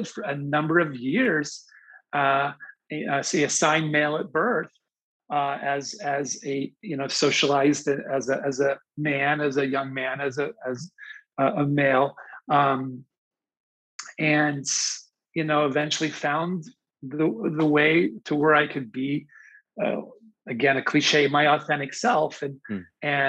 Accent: Pennsylvania, United States; I grew up in Pennsylvania

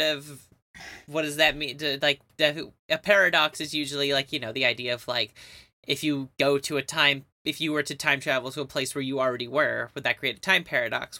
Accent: Canada; we're Canadian

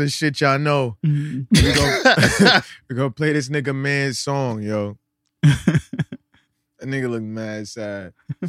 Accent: Detroit, Michigan, United States; I'm actually from Detroit.

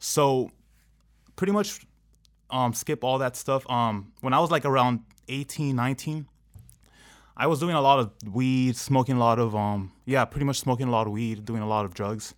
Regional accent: Anaheim, California, United States; I grew up in Anaheim

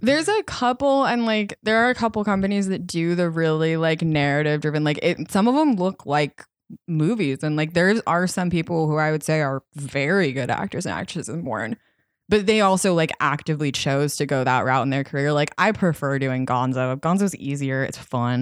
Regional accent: outside of Boulder, Colorado, United States; moved away; I grew up outside of Boulder, which is pretty liberal

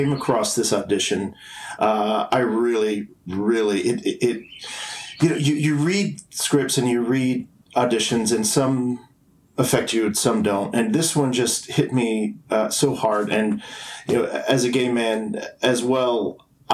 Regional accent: Tennessee, United States; moved away as an adult; also born or lived in New York City / Los Angeles / Atlanta; I grew up in Tennessee

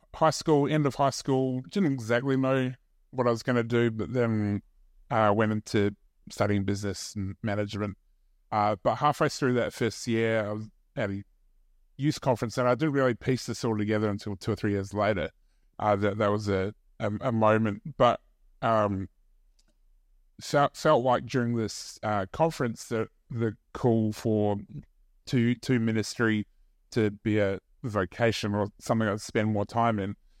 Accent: New Zealand; moved away; I grew up in New Zealand

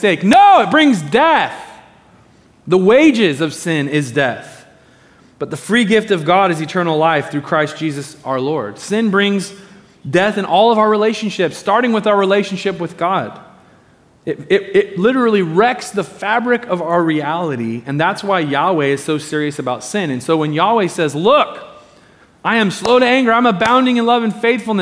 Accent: Medford, Oregon, United States; I grew up in Medford, down in Southern Oregon

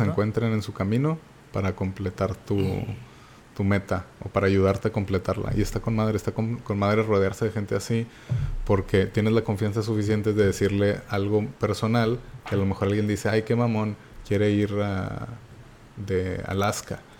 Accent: Monterrey, Nuevo León, Mexico; soy, como saben, de Monterrey y pues no tenemos ninguna playa cerca.

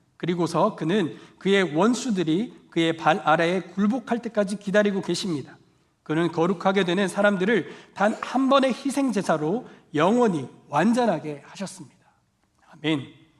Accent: Daegu, South Korea; moved away; 방학 때 제가 대구 고향집에 내려간

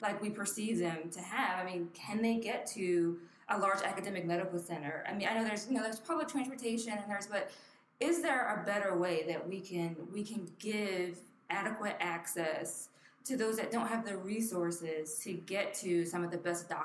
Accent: Camden, New Jersey, United States; moved away; Born and raised in Camden, New Jersey

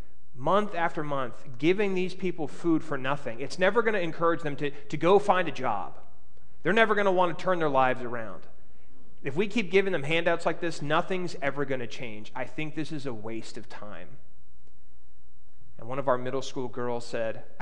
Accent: Alexandria, Virginia, United States; I grew up in Alexandria, Virginia, so we were just outside of the Washington, D.C. area

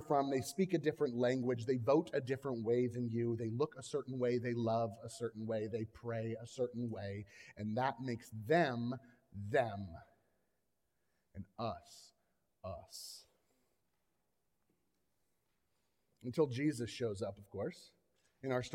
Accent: Florida, United States; I grew up in Florida

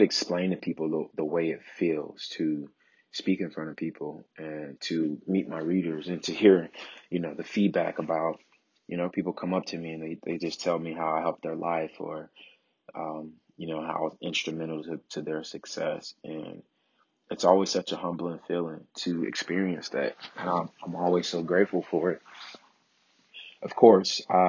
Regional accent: Chicago, Illinois, United States; That is my hometown, Chicago, Illinois

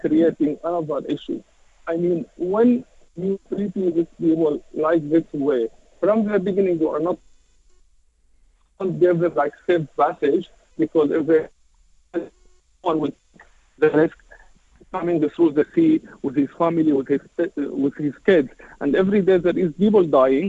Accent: Syria; moved away as an adult; now in United Kingdom; When I moved to UK, I'm originally from Syria

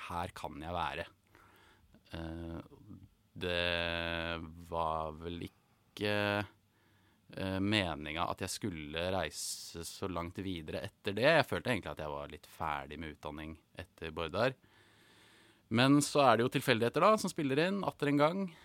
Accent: Norway; moved away as an adult; also born or lived in England; da hadde jeg vært hjemme i Norge to ganger tidligere

